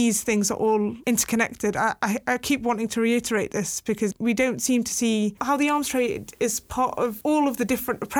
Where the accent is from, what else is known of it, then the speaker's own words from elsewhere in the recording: Yemen; now in United Kingdom; my home country